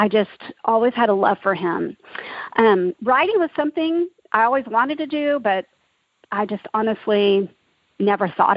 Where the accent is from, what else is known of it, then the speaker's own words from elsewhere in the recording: Dallas, Texas, United States; also born or lived in Oklahoma; I grew up in Dallas, Texas, and was blessed to be in a Christian home